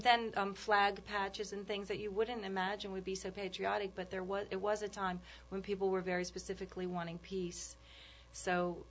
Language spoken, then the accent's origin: English; New Orleans, Louisiana, United States; moved away as an adult; also born or lived in New York; we're from New Orleans